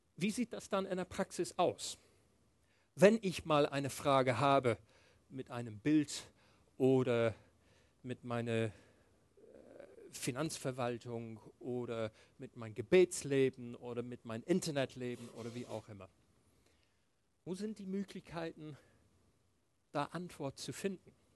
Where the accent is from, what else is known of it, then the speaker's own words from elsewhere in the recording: England, United Kingdom; moved away; ich bin in England aufgewachsen. Meine, meine Eltern haben mit mir Englisch gesprochen